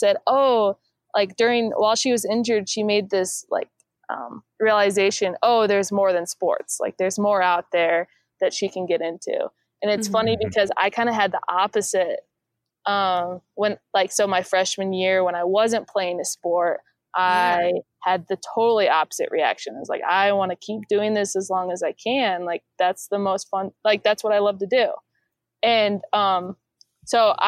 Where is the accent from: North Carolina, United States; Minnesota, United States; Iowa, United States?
Iowa, United States; moved away as an adult; I moved back to my home in Iowa, my hometown in Iowa